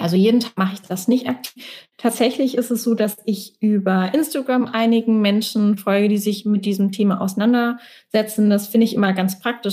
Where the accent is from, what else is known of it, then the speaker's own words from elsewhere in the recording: Mannheim, Baden-Württemberg, Germany; in meiner Heimatstadt in Mannheim